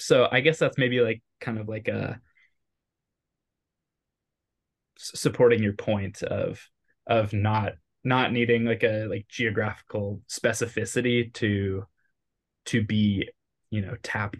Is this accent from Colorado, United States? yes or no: no; California, United States; I think that growing up in California, there is this like sentiment that there is nowhere other that, like, there's no other place that's conceivable to live